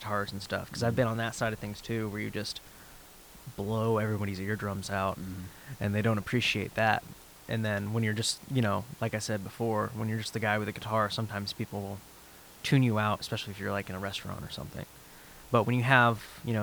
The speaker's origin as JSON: {"language": "English", "town": "Dawsonville", "region": "Georgia", "country": "United States", "tie": "born or raised there", "said": "I grew up in Dawsonville"}